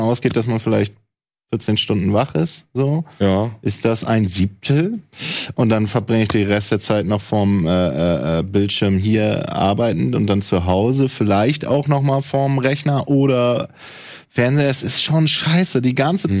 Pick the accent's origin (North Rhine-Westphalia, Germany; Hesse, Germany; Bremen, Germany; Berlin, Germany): Bremen, Germany; moved away as an adult; also born or lived in Mecklenburg-Vorpommern; now in Hamburg, Germany; Ich bin ja gebürtiger Ossi aus Mecklenburg-Vorpommern, bin dann 90 nach Bremen gekommen und bin 2012 nach Hamburg gekommen